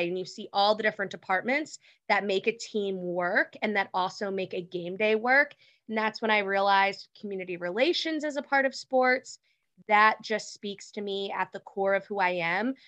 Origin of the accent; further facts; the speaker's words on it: Philadelphia, Pennsylvania, United States; moved away as an adult; also born or lived in Washington, D.C.; I'm from Philly originally